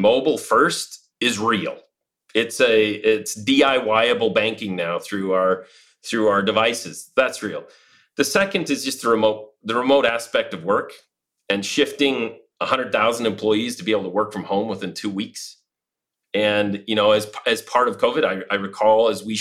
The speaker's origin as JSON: {"language": "English", "region": "Utah", "country": "United States", "tie": "born or raised there", "also_born_or_lived": "London, United Kingdom / Dubai, UAE / Madrid, Spain", "moved": "as an adult", "said": "returned back to the States after 20 years back to my home state of Utah"}